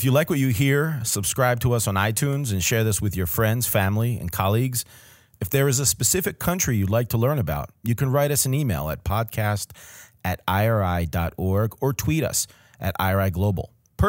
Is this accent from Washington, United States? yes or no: no; New Jersey, United States; I work in IRI's Africa division, and I'm from the good old Garden State of New Jersey, Exit 5.